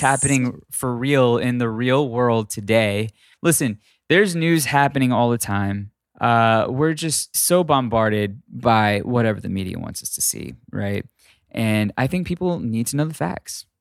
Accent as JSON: {"language": "English", "region": "Texas", "country": "United States", "moved": "yes", "lives_now": "California, United States", "said": "I am from Texas, and I do miss a flour tortilla living in, um, living in California."}